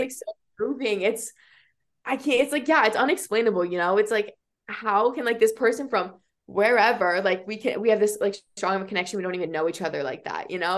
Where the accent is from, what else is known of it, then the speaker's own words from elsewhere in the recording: Iowa, United States; growing up in Iowa, like there's really no like even diversity here